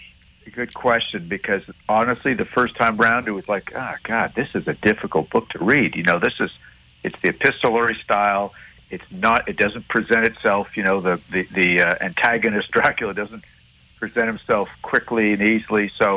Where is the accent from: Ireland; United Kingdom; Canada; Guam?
Canada; Montreal, Quebec; growing up in Montreal